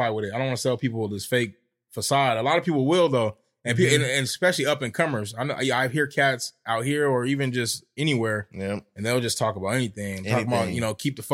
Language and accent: English; Stockton, California, United States; also born or lived in Sacramento; I'm from Stockton. I'm from South Stockton, like right off of 8th and B Street, man. Grew up with my grandma in my grandma's house.